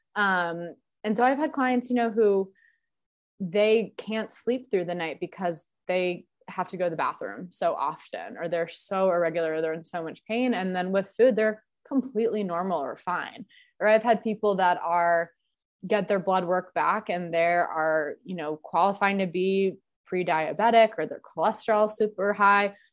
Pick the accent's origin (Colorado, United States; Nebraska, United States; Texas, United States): Colorado, United States; Denver; growing up in Denver